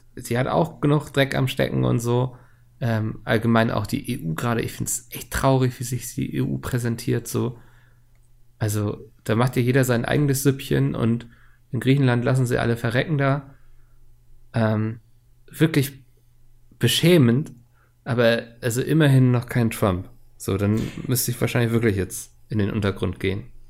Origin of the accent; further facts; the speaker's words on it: Germany; als Deutscher